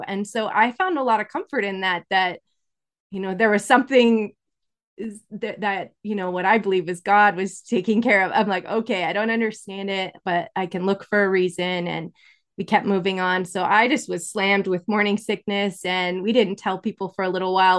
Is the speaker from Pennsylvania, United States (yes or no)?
no; Incline Village, Nevada, United States; I was born in Incline Village, That's in Nevada. It's right by Lake Tahoe.